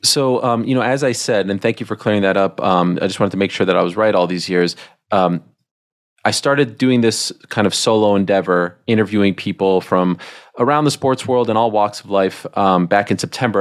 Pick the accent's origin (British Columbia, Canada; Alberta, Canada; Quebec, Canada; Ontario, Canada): Quebec, Canada; moved away; I grew up in Canada